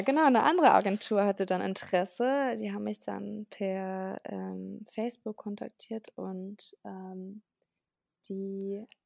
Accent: Nienhagen, Lower Saxony, Germany; moved away as an adult; now in Berlin, Germany; Ich komme ursprünglich aus Niedersachsen, ähm, aus, einer, aus einem Dorf namens Nienhagen. Das ist bei Celle

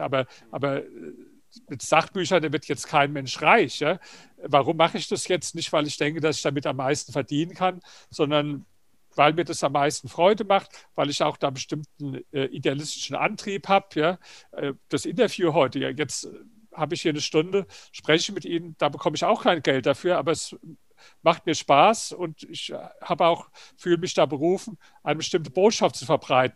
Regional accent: Germany; bei uns in Deutschland

